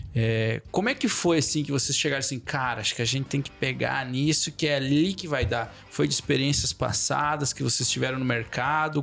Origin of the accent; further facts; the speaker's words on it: Erval Grande, Rio Grande do Sul, Brazil; now in Chapecó, Brazil; lá na minha cidade natal, Erval Grande